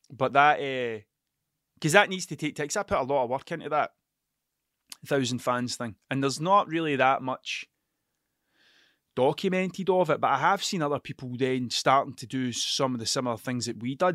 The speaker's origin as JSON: {"language": "English", "region": "Scotland", "country": "United Kingdom", "accent": "Scottish", "said": "my Scottish accent"}